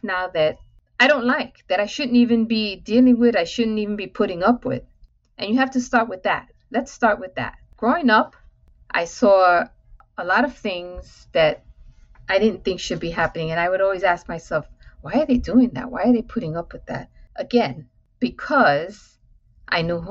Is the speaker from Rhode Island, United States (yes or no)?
no; New York City, New York, United States; I'm born and raised in Manhattan, in New York City, in public housing, affectionately known as the Projects